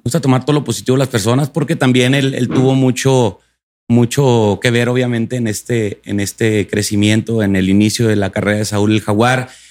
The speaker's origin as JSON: {"language": "Spanish", "town": "Delicias", "region": "Chihuahua", "country": "Mexico", "tie": "born or raised there", "said": "yo en mi tierra natal, Chihuahua"}